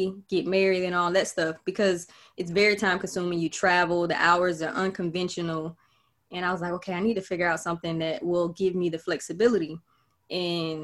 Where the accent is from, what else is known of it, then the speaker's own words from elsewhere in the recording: Florida, United States; moved away; also born or lived in Georgia; I'm originally from Florida